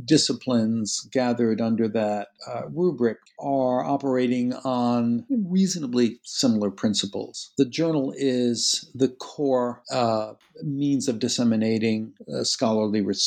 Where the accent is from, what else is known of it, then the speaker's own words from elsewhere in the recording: United States; as an American working in an Anglophone culture